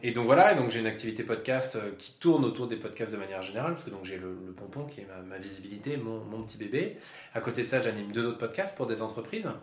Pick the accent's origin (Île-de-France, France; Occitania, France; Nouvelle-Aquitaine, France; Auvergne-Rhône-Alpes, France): Île-de-France, France; Yvelines; moved away as an adult; also born or lived in Lille; now in Bordeaux, France; Je viens des Yvelines, j'ai fait mes études à Lille